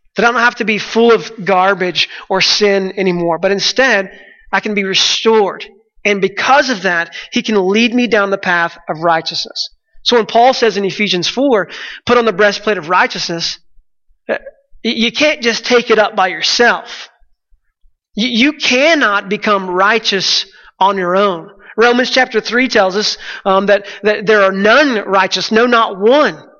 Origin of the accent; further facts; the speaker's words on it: Texas, United States; I'm from Texas